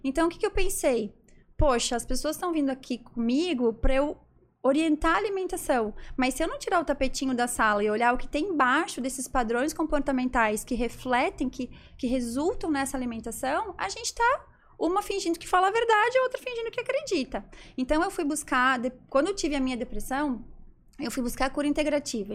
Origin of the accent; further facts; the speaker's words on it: interior of Santa Catarina, Brazil; sou do interior de Santa Catarina